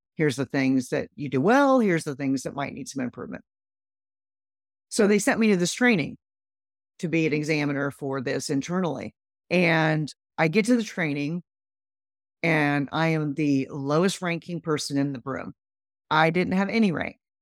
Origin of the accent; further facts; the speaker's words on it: Midwest, United States; I grew up in the Midwest